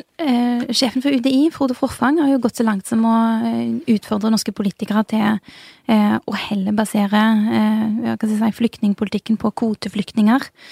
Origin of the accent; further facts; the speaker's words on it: Bjørheimsbygd, Rogaland, Norway; moved away as an adult; now in Oslo, Norway; jeg kommer fra Bjørheimsbygd. Det ligger utenfor Tau, som ligger utenfor Jørpeland, som ligger utenfor Stavanger. Så det er et veldig lite sted på Vestlandet.